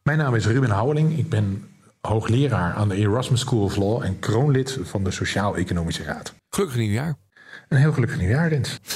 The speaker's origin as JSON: {"language": "Dutch", "town": "Rotterdam", "region": "South Holland", "country": "Netherlands", "said": "als een echte Rotterdammer"}